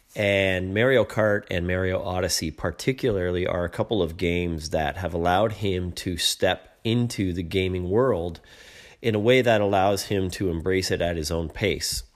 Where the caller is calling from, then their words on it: Toronto, Ontario, Canada; I'm calling from Toronto